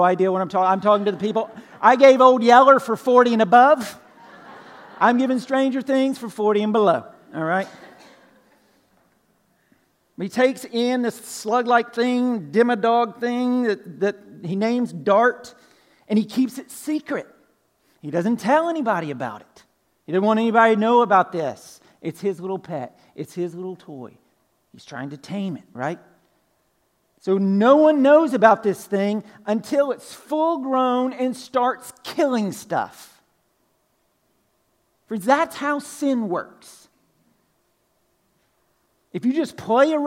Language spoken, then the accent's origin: English; Pine Log, Georgia, United States; I'm originally from Pine Log, right? Northwest Georgia, country, way out in the country. Grew up on a farm